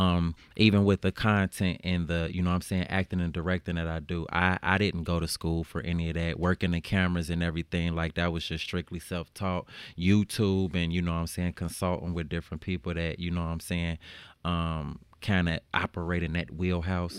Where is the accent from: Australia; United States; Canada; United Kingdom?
United States; Chicago, Illinois; growing up in Chicago